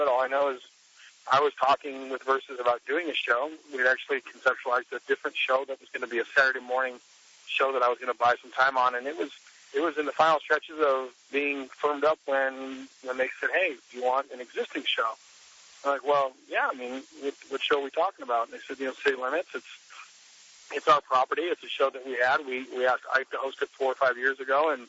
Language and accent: English; Orange County, California, United States; my hometown, Orange County, California